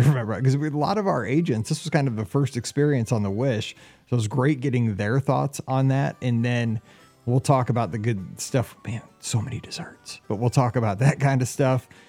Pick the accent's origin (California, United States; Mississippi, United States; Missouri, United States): Missouri, United States; I'm from Missouri